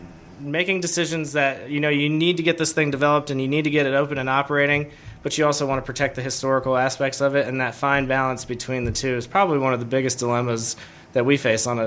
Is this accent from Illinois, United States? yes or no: no; Coral Springs, Florida, United States; No, I'm originally from South Florida. I grew up in Coral Springs, Florida. Went to school at the University of Florida.